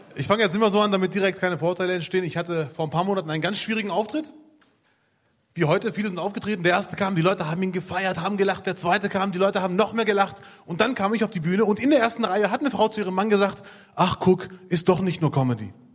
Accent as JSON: {"language": "German", "town": "Bielefeld", "region": "North Rhine-Westphalia", "country": "Germany", "said": "ich komme aus Bielefeld"}